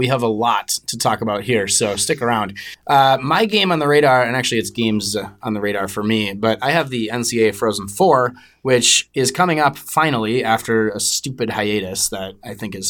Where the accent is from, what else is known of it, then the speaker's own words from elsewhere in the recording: United States; As an American who has not had access to Sportsnet or CBC for most of his life